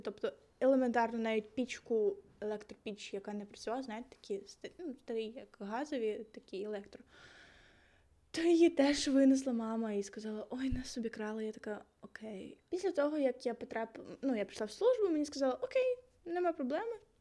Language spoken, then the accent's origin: Ukrainian; Zaporizhzhia, Zaporizhzhia Oblast, Ukraine; Я з Запоріжжя, якщо вам цікаво, я з бабурки жила там 12 років